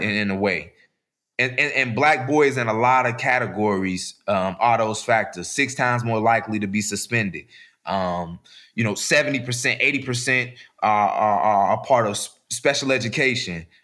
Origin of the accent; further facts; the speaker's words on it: Chicago, Illinois, United States; I'm from Chicago